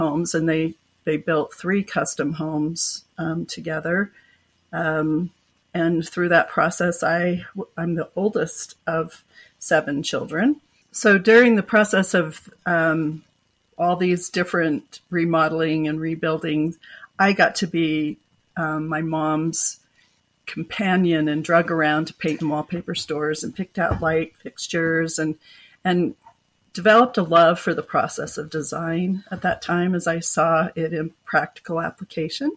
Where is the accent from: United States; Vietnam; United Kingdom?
United States; Oregon; moved away as an adult; now in Utah, United States; I grew up in Oregon